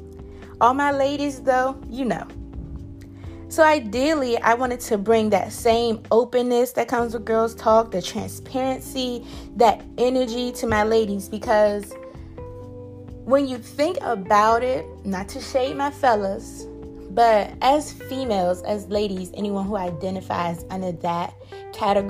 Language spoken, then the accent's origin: English; Prince George's County, Maryland, United States; I'm from Pretty Girl County, Prince George's County